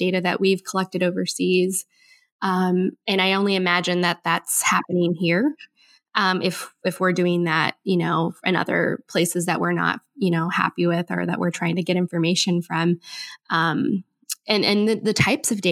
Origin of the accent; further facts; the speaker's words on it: Michigan, United States; moved away as an adult; also born or lived in Washington, D.C.; I grew up in Michigan